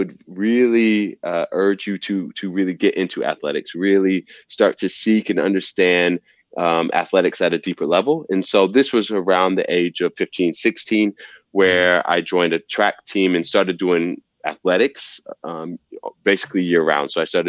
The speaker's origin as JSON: {"language": "English", "region": "the South", "country": "United States", "said": "You know, I'm from the South and football is king."}